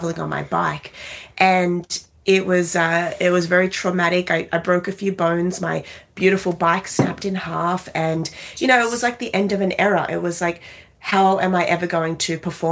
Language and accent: English; Australia; now in New York City, United States; I'm Australian. I live in New York City now